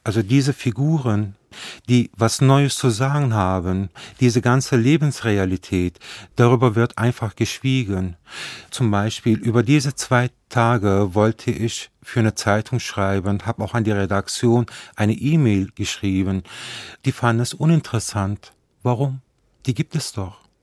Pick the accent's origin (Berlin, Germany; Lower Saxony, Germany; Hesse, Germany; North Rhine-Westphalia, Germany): North Rhine-Westphalia, Germany; Nettetal; ich bin ja an der Grenze Holland aufgewachsen